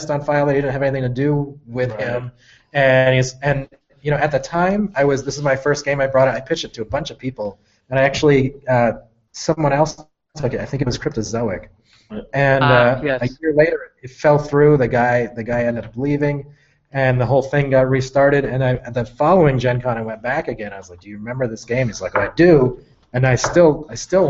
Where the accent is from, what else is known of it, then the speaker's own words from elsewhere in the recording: Georgia, Vermont, United States; now in Seattle, United States; I'm from Georgia, Vermont, which is like half an hour